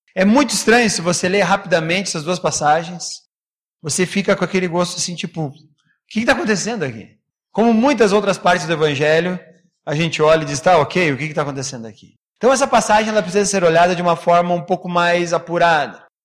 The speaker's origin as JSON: {"language": "Portuguese", "country": "Brazil", "said": "a gente, como é brasileiro"}